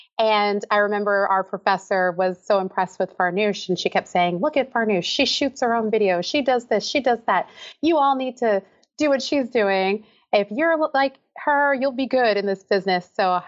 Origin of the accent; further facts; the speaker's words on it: Philadelphia suburbs, Pennsylvania, United States; now in Massachusetts, United States; Girl, I was the only … in the Philadelphia suburbs.